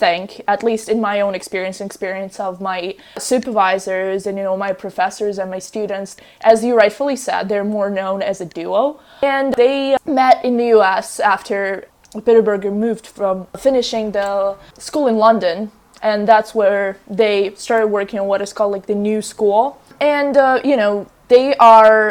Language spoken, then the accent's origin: English; Russia; moved away; I'm from a different country. I'm from Russia originally